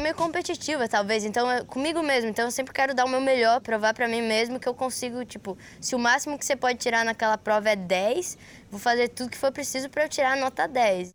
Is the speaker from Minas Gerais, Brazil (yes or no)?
no; Florianópolis, Santa Catarina, Brazil; eu nasci aqui em Floripa, na Ilha da Magia.